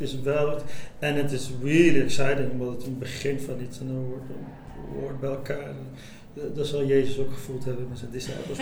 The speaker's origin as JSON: {"language": "Dutch", "country": "Morocco", "said": "Ik kom uit Marokko"}